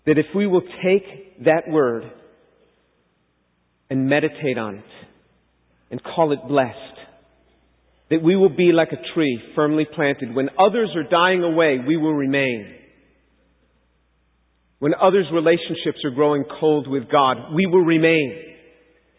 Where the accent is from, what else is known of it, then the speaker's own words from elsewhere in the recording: New York City, New York, United States; I was born and raised a Jew in New York City